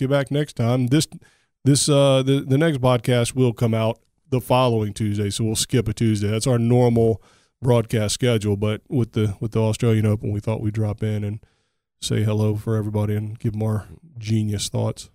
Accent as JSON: {"language": "English", "country": "United States", "said": "I'm an American"}